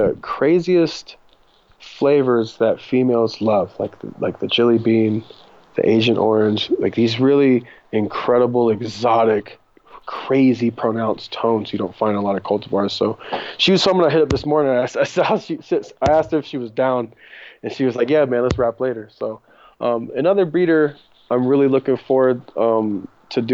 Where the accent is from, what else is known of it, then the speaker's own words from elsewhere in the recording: Japan; moved away as an adult; also born or lived in Germany / San Diego / Mendocino; now in California, United States; I grew up in Japan until I was 20, started my career when I was in Germany